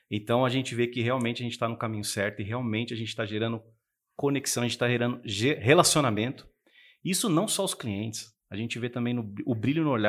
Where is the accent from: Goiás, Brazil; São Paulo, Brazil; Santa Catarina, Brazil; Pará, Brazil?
São Paulo, Brazil; Ferraz de Vasconcelos; Eu vim de Ferraz, eu sou o príncipe de Ferraz de Vasconcelos.